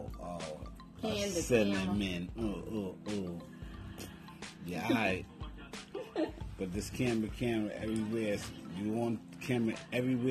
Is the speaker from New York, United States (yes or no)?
yes; New York City, New York, United States; I'm from Harlem